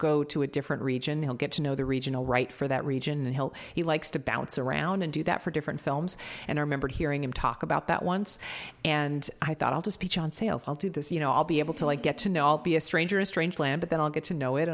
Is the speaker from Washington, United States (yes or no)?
yes; Seattle, Washington, United States; also born or lived in New York; I grew up in Seattle and then I lived for 10 years in New York, but then I came back and settled down there